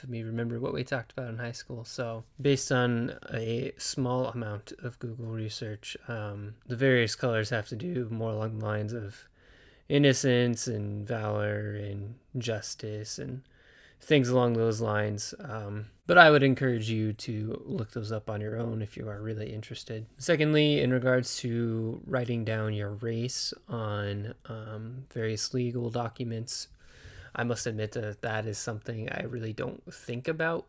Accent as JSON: {"language": "English", "region": "Nebraska", "country": "United States", "tie": "born or raised there", "said": "My home state of Nebraska"}